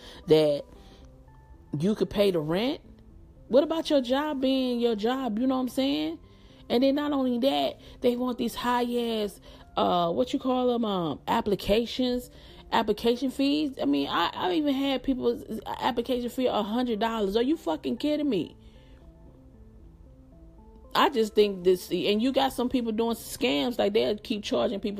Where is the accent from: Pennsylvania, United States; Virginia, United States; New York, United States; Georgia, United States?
Georgia, United States; Atlanta; I'm from Atlanta and I live in Atlanta